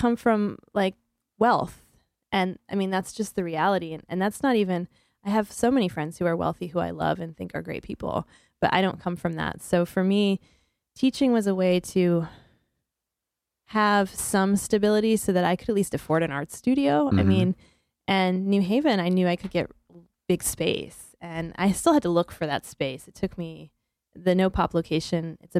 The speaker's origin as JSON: {"language": "English", "town": "Montrose", "region": "Pennsylvania", "country": "United States", "also_born_or_lived": "Cleveland, Ohio", "moved": "as an adult", "lives_now": "New Haven, United States", "said": "I'm from Pennsylvania."}